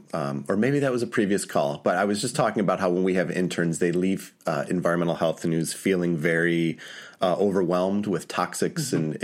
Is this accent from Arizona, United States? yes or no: no; Detroit, Michigan, United States; I am from Detroit. And grew up in a family of auto workers and union members.